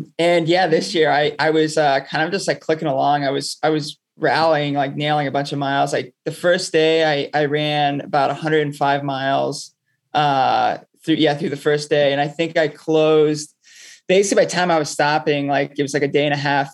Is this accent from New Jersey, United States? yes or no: no; Palm Bay, Florida, United States; now in New York City, United States; I'm from Palm Bay, Florida